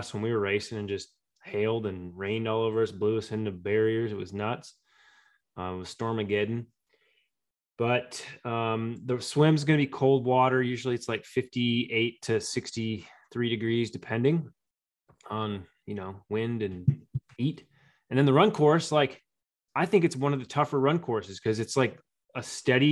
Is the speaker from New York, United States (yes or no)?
no; St. George, Utah, United States; my hometown